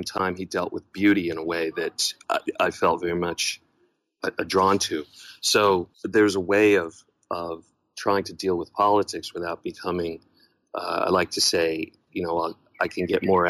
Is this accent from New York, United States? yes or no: yes; New York, United States; moved away as an adult; I was born in New York